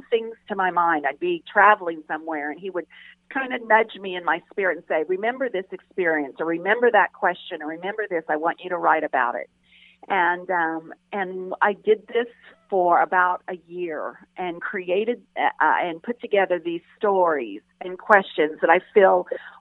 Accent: Las Vegas, Nevada, United States; growing up in Las Vegas

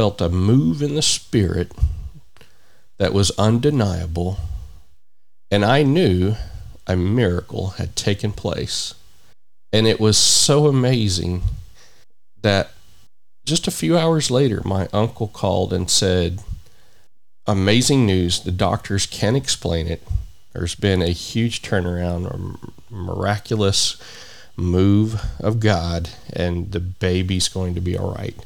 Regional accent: United States; here in my home country of the United States of America

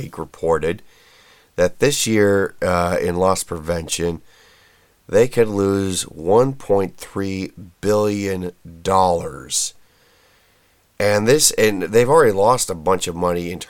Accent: Indianapolis, Indiana, United States; my home state here of Indiana, just actually west of my former hometown of Indianapolis

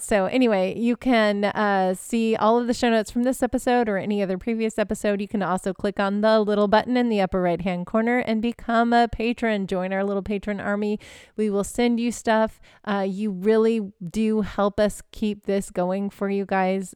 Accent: United States; I'm American

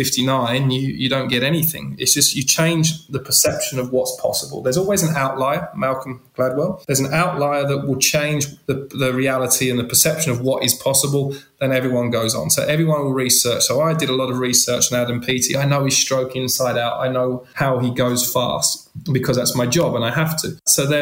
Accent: London, United Kingdom; moved away; also born or lived in France; I'm a guy from East London

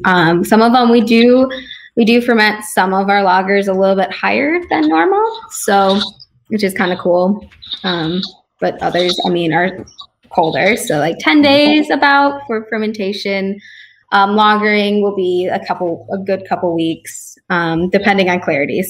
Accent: Naperville, Illinois, United States; moved away; There was a local brewery, Workforce, where I was from. I'm from Naperville

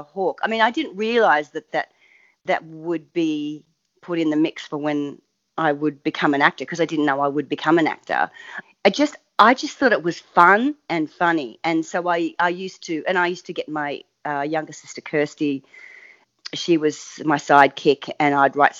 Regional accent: Biloela, Queensland, Australia; I'm a Queenslander originally, country Queensland. The closest town was a little town called Billawheela

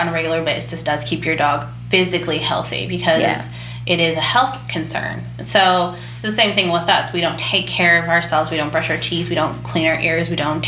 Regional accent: Indiana, United States; I'm from Indiana

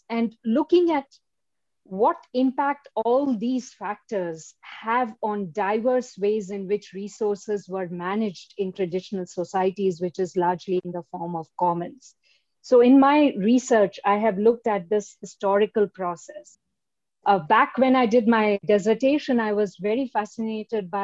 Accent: India; now in United States; I'm originally from India

